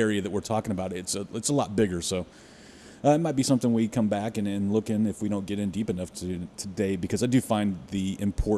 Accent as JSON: {"language": "English", "town": "Carrollton", "region": "Texas", "country": "United States", "tie": "born or raised there", "said": "I'm from Carrollton."}